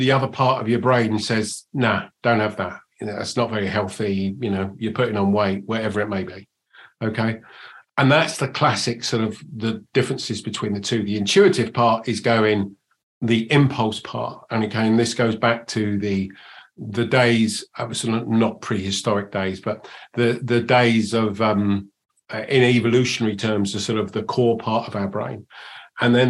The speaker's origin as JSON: {"language": "English", "region": "England", "country": "United Kingdom", "also_born_or_lived": "United States", "accent": "English", "said": "You can probably tell from my accent that I'm English, but I spend 50% of my time in the States and 50% of my time here"}